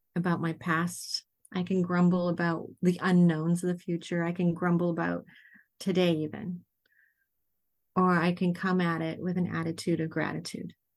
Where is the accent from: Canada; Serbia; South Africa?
Canada; Dawson Creek, British Columbia; now in Mukilteo, United States; I was born in Dawson Creek, B C, which is mile zero